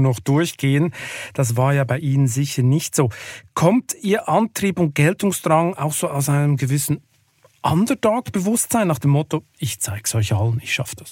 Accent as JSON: {"language": "German", "region": "Lucerne", "country": "Switzerland", "tie": "born or raised there", "said": "ich bin ja in Luzern aufgewachsen am See"}